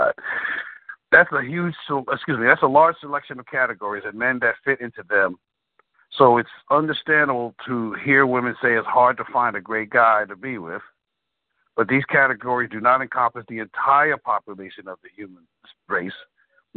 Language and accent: English; New York City, New York, United States; I'm from the Bronx